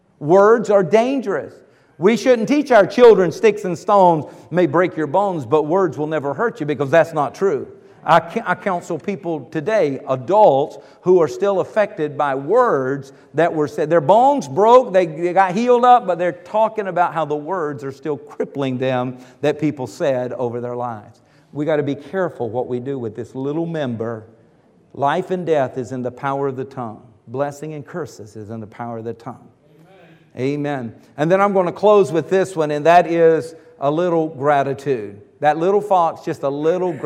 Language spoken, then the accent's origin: English; the South, South Carolina, United States; moved away; Now, I grew up in the South. I mean, the South of the South